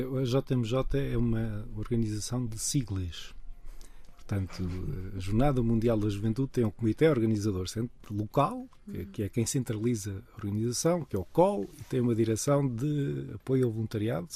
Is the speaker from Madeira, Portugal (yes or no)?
yes; Madeira, Portugal; eu sou madeirense